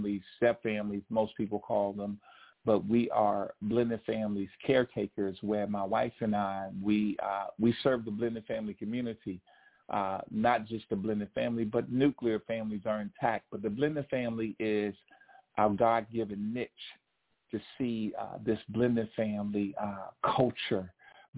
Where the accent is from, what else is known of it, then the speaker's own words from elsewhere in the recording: Alexandria, Virginia, United States; We grew up in Alexandria, Virginia, across the DMV, D.C., Maryland, Virginia.